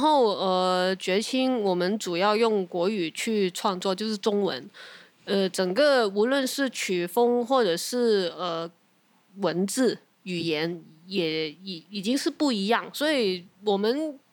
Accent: Hong Kong; now in Taiwan; 我们作为香港人本来的一个，呃，心路历程

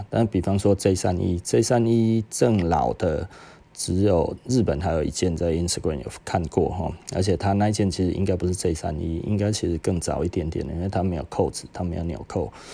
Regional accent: Taiwan; 我们台湾人

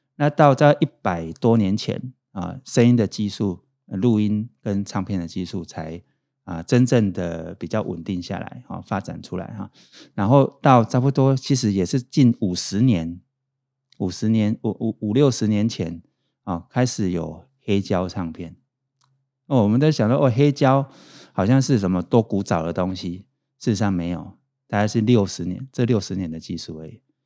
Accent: Pingtung County, Taiwan; 我是成大电机系毕业，我是屏东人

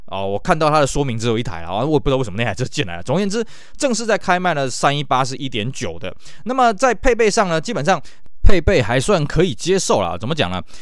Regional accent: Taiwan; 我们台湾这边

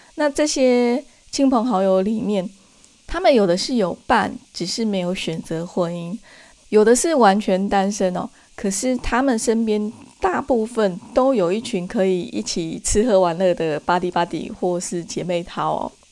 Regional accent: Taiwan; 在我们台湾那边

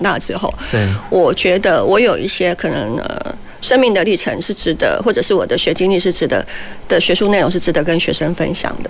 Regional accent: Taiwan; 我们台湾人其实比较相对保守又比较乖嘛。

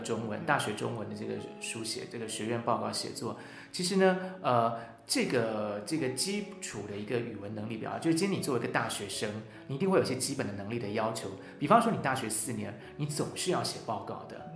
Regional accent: National Tsing Hua University campus, Hsinchu City, Taiwan; 我自己小时候就是在清华的大草坪玩着长大的

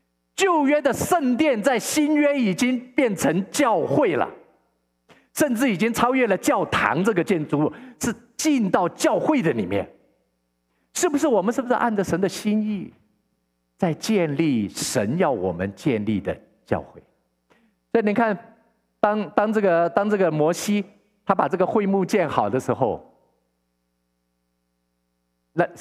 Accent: Taiwan; now in Vancouver, Canada; 牧师以前认识一个认识一个老朋友，他是跟我一起从从台湾移民到加拿大的。

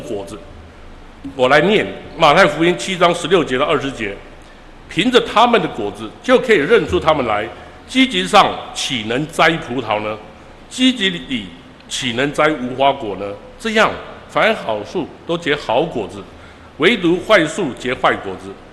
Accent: Taiwan; now in San Francisco, United States; 尤其是我在这里从小在这边长大的

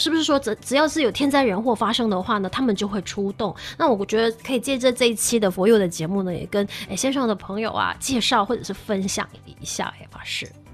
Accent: Malaysia; 我觉得我们买下人最美丽的地方

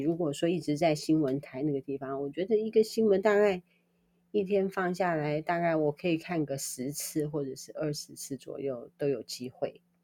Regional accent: Taiwan; 我们台湾人

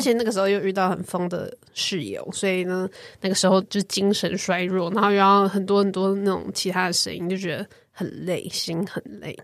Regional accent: Taiwan; also born or lived in United Kingdom; 作为台湾人申请，因为我是拿台湾护照去申请英国学校的

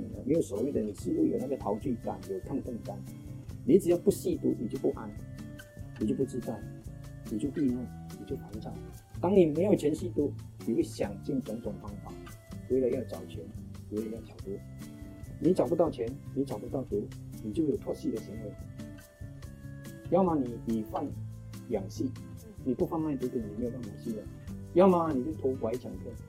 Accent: Malaysia; now in Singapore; 我本来是马来西亚人，在新加坡工作迟了

